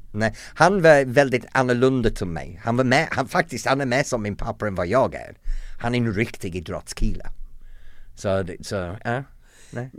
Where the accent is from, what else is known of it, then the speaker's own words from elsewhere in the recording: the north of England, United Kingdom; Swedish is a second language; moved away as an adult; also born or lived in United States / London; now in Sweden; jag kommer från norra England, en pytteliten by som är väldigt lik Hem till gården, Emmerdale Farm, den tv-program